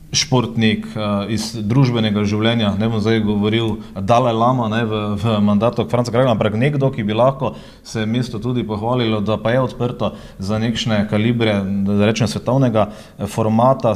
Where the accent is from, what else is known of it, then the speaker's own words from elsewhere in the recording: Maribor, Slovenia; Mariborčani, smo ponosni